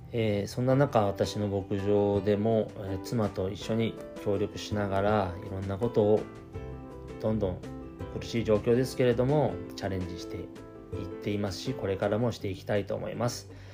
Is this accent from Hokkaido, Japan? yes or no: yes; Shibetsu, Hokkaido, Japan; 私は標津町で生まれまして酪農家の一人っ子長男として生まれましたで、まあ、小さい頃から親の背中を見て